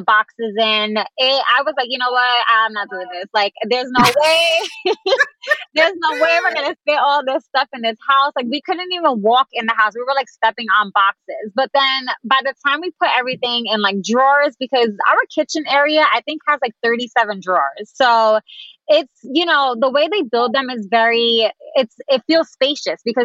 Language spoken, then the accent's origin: English; New York City, New York, United States; moved away as an adult; also born or lived in Dallas; I grew up in tiny spaces. I mean, I'm from the Bronx, so our apartments were like tiny.